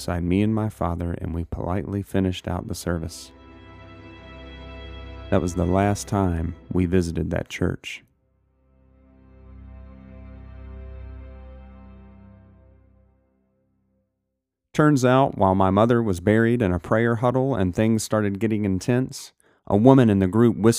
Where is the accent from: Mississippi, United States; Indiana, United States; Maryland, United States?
Mississippi, United States; Gulf Coast, South; I was born and raised in South Mississippi